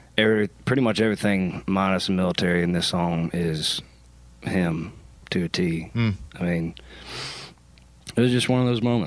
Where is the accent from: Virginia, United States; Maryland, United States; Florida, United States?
Maryland, United States; So I'm from Maryland.